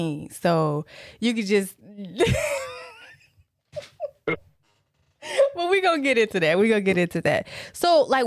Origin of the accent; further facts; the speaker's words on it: Tennessee, United States; also born or lived in Detroit, Michigan; I'm originally from Detroit, but I was raised in Tennessee